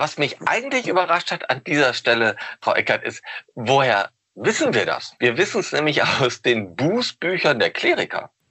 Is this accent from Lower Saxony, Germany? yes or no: yes; Osnabrück, Lower Saxony, Germany; Ich komme nämlich auch aus Osnabrück